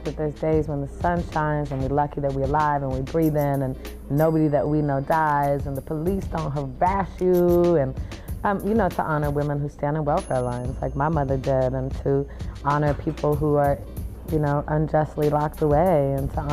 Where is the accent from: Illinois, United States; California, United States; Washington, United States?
California, United States; Oakland; moved away as an adult; now in Los Angeles, United States; I'm from Oakland, but I currently reside in LA.